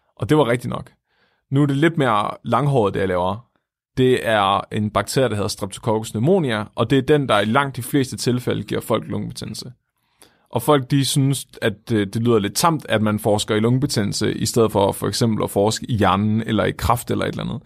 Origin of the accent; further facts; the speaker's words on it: Tåsinge, Southern Denmark, Denmark; Jeg er fra Tåsinge, som er en lille ø, der ligger syd for Svendborg på Fyn